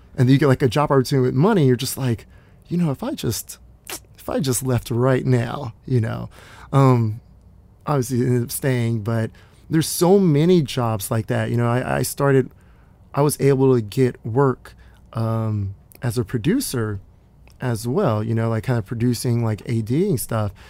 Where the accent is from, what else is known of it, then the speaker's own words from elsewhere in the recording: Dallas, Texas, United States; now in Los Angeles, United States; I, I grew up in Dallas